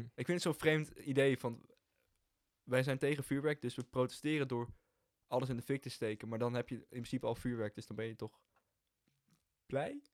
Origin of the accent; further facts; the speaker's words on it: Hilversum, North Holland, Netherlands; Wij komen allebei gewoon uit Hilversum